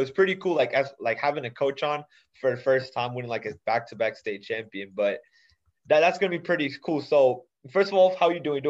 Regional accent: Dallas, Texas, United States; I'm from Dallas also.

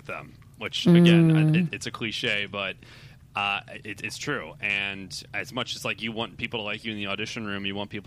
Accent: Delaware, United States; now in Los Angeles, United States; I'm from Delaware.

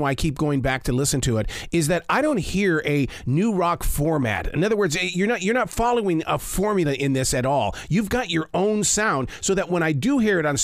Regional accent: Montana, United States; I grew up in Montana where Canadian music was huge in our lifestyle

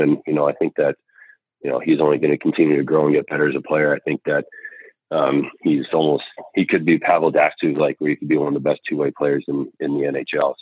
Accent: Caledonia, Ontario, Canada; moved away; also born or lived in Huntsville, Alabama; I come from Caledonia. It's a really really small town, uh, hardworking parents

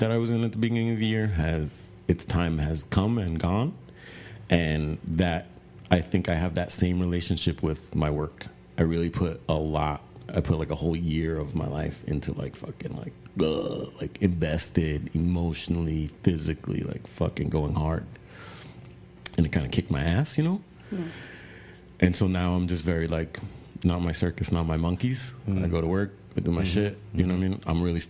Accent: New York City, New York, United States; now in Texas, United States; Like I came here from New York City, bro. And I keep coming the fuck back, bro. I don't want to go back.

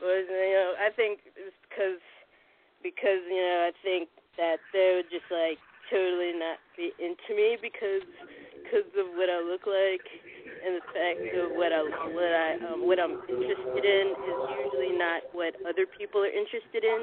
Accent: Bossier City, Louisiana, United States; I'm from Louisiana.

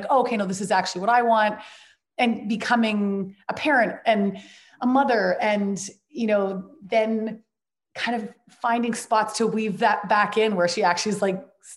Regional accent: Vancouver, British Columbia, Canada; I was up in my hometown of Vancouver

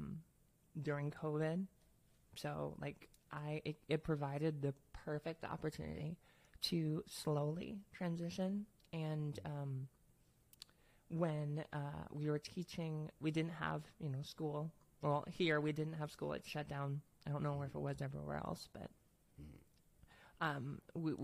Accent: Minnesota, United States; now in Fargo, United States; Originally from Minnesota. Born and raised in Minnesota.

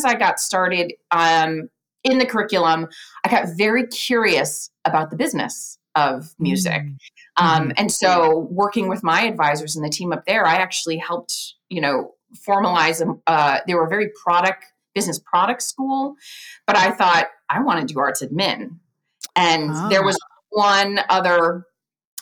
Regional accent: Lancaster, Pennsylvania, United States; I grew up in and around Lancaster, Pennsylvania

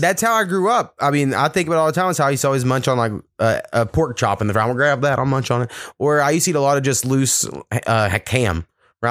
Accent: United States; my grandfather, who lives in Warriga, my hometown

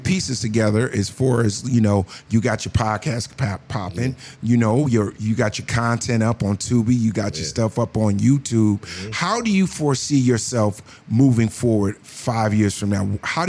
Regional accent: New Jersey, United States; now in Los Angeles, United States; I'm from the East Coast, Jersey.

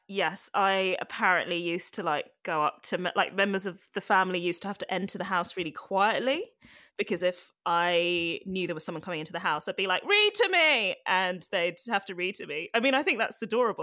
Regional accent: London, United Kingdom; also born or lived in Ghana; I grew up in, well, I grew up mainly in London. I was born in London, Edgware General Hospital.

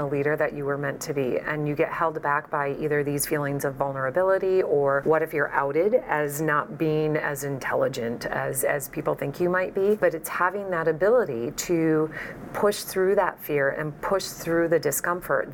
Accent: Midwest, United States; I grew up in the Midwest

